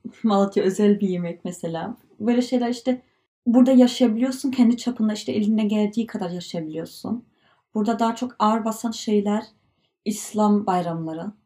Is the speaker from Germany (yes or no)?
yes; Germany; Turkish is a second language; Almanya'da yaşıyoruz.